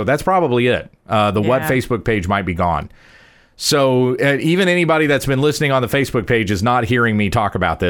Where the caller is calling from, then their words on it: Ontario, Canada; We're from Ontario, Canada, and my husband and I just moved to another city